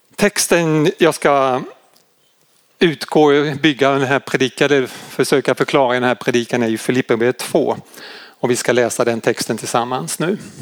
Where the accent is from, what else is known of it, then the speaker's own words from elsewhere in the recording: Malmö, Skåne, Sweden; Nu kommer jag ju från Malmö-trakten